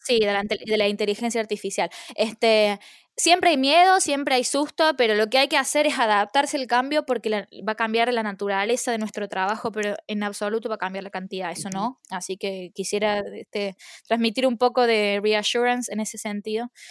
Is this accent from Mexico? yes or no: no; Argentina; moved away as an adult; now in London, United Kingdom; yo extraño eh, de Argentina el clima, eh, la comida y la familia